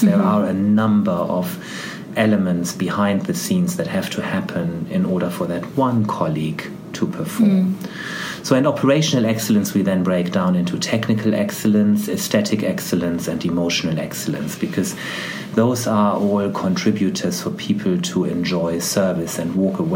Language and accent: English; Germany; moved away as an adult; now in United Kingdom; I was born in Germany and that's just the way you start your professional life there in certain professions